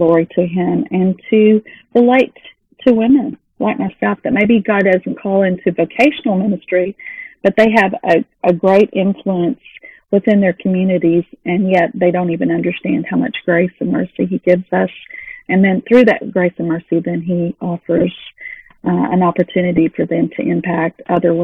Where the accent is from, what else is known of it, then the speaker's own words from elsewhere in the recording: Texas, United States; moved away; also born or lived in Missouri / Dallas-Fort Worth Metroplex; I'm from Texas, then we moved to Missouri, and then came back on my own to back down to the Dallas-Fort Worth Metroplex